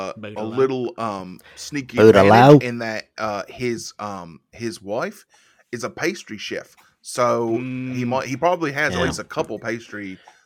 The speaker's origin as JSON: {"language": "English", "region": "Virginia", "country": "United States", "also_born_or_lived": "North Carolina", "said": "I'm from Virginia."}